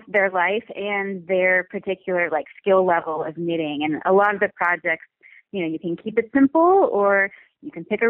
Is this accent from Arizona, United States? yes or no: no; Southern California coast, United States; I grew up on the Southern California coast